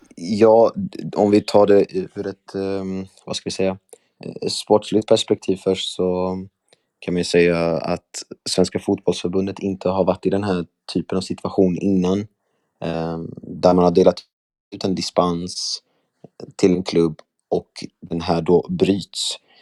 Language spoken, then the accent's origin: Swedish; Värnamo, Jönköping County, Sweden; moved away as an adult; now in Skåne, Sweden; har min uppväxt också i Värnamo